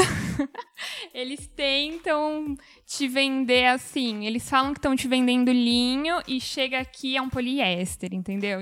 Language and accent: Portuguese; São Paulo, Brazil; eu sou de São Paulo